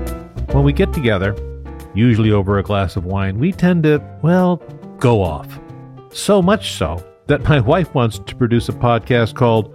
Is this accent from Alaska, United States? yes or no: yes; Alaska, United States; I grew up in Alaska